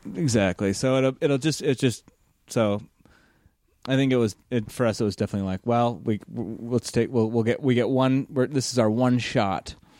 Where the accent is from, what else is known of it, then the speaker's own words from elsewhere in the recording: United States; as an American